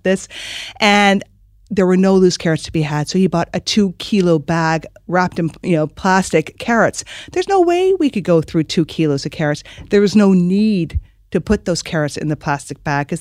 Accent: Michigan, United States; moved away as an adult; now in Ireland; growing up in Michigan

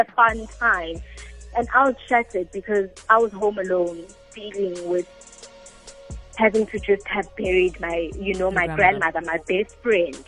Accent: South Africa; I'm South African

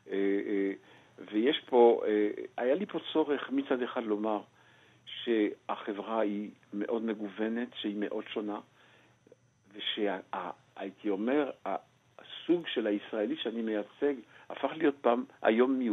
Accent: Belgium; moved away as an adult; now in Israel; מכיוון שאני גדלתי כנער ציוני בבלגיה, אה, בתנועת השומר הצעיר, ומכיוון שעליתי לפני כמעט כבר 46 שנים

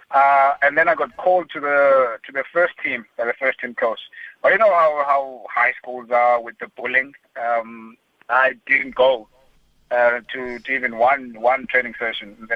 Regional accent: Mthatha, Eastern Cape, South Africa; Uh, but I grew up in Umtata and then went to school um, in Queenstown.

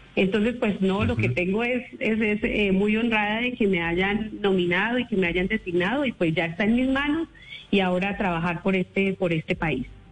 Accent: Aquitania, Boyacá, Colombia; moved away; yo soy una mujer rural, yo vengo de Aquitania, Boyacá, en donde mi papá, pues, eh, su profesión fue cultivar la cebolla larga

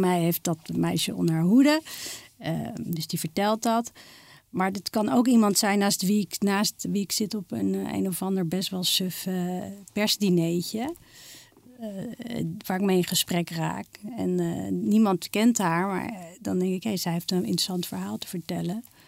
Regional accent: Amsterdam, North Holland, Netherlands; ik ben geboren getogen in Amsterdam.

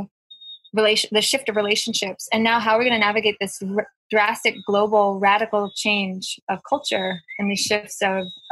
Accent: United States; moved away; I'm from the United States

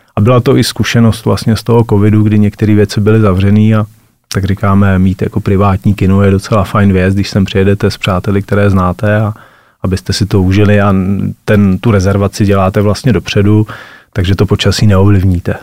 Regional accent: Hlinsko, Pardubice Region, Czechia; my jako vášniví lyžaři a rodáci z Hlinska

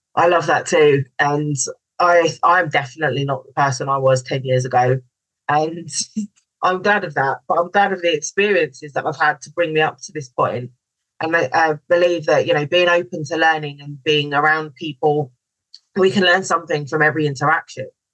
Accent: London, United Kingdom; moved away as an adult; also born or lived in Mallorca / Barbados; I'm from London

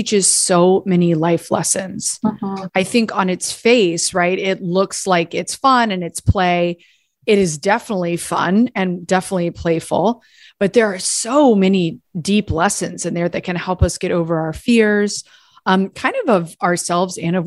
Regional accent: Gainesville, Florida, United States; moved away as an adult; also born or lived in New York / Washington, D.C.; I was born and raised here in Gainesville

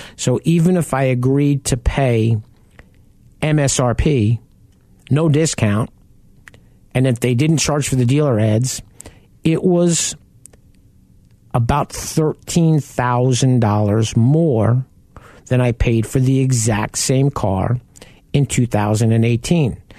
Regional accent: Long Island, New York, United States; I grew up on Long Island and we lived right off the Southern State Parkway.

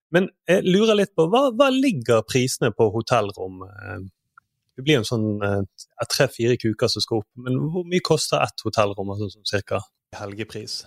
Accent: Southern Norway, Norway; som søring

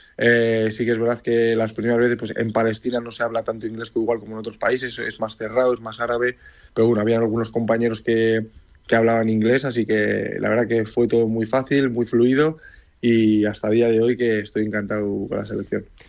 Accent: Leioa, Basque Country, Spain; moved away as an adult; nací en Leyua, eh, tanto yo como todos mis hermanos, pero bueno, soy de padre palestino y de madre Miranda de Ebro. Y toda mi vida he estado en Leyua

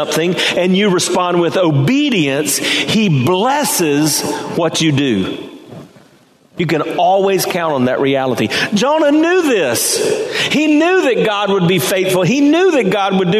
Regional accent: Hartsville, South Carolina, United States; now in Temple Terrace, United States; I was born in Hartsville, South Carolina

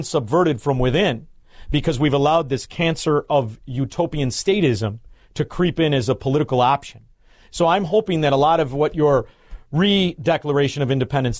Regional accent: Chicago, Illinois, United States; I'm from Chicago.

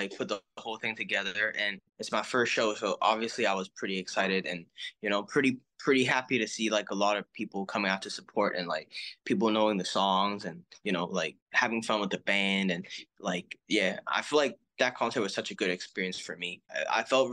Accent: Hong Kong; I'm from Hong Kong

